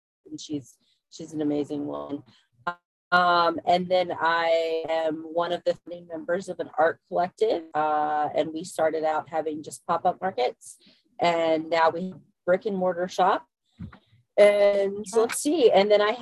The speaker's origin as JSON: {"language": "English", "region": "Central Virginia", "country": "United States", "said": "I am from Central Virginia, so I'm over here on the East Coast"}